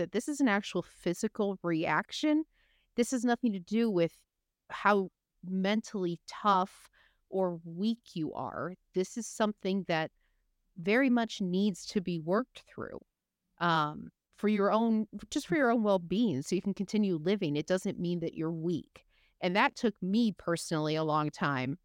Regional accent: Michigan, United States; I'm from Michigan, I come from the Midwest

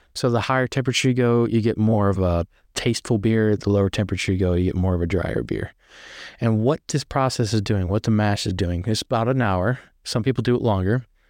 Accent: near Shenandoah, Virginia, United States; I'm from Virginia, right up next to Shenandoah

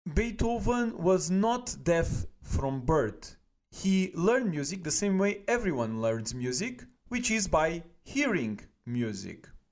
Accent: Portugal; now in Germany; I'm originally from Portugal

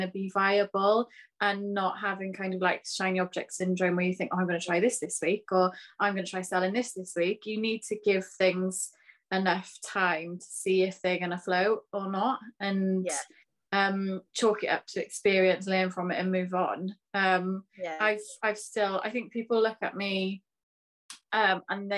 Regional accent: Pembrokeshire, Wales, United Kingdom; now in Cardiff, United Kingdom; I'm originally from Pembrokeshire

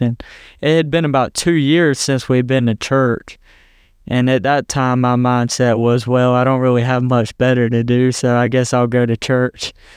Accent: Hartsville, South Carolina, United States; I'm from Hartsville, South Carolina, a small town in the South in the Bible Belt

